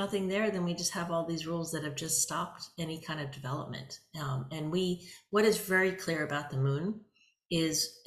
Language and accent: English; United States; I'm American